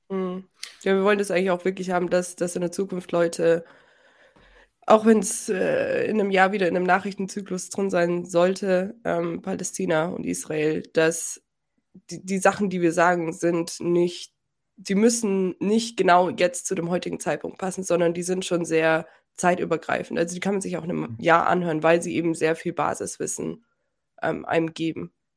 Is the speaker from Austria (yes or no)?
no; Germany; ich bin Deutsche